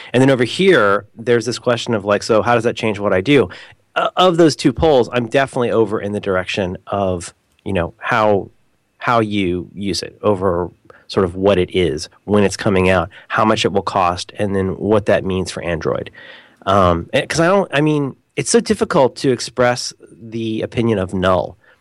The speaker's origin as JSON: {"language": "English", "country": "United States", "said": "I'm American"}